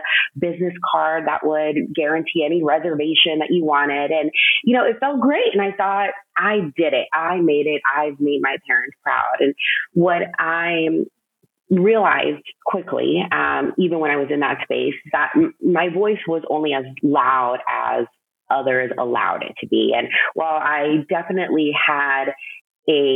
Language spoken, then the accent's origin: English; United States; first generation Mexican American